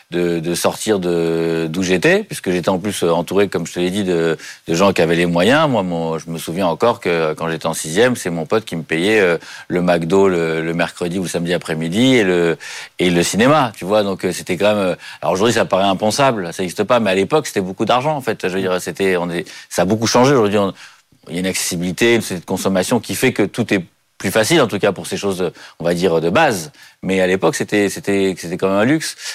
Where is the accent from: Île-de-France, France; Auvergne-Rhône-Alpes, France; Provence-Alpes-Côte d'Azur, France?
Île-de-France, France; Paris; je suis né à Paris, j'ai jamais bougé de Paris